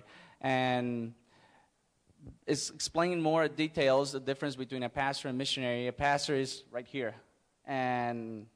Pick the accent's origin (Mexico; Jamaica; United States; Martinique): Mexico; English is a second language; I was born and raised in Mexico, and I don't have any Mexican blood in me